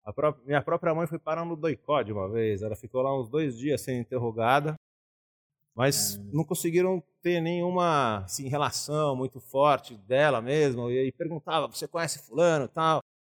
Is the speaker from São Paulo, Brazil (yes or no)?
yes; São Paulo, Brazil; Eu nasci aqui em São Paulo mesmo, vivi aqui sempre, é, toda a minha vida.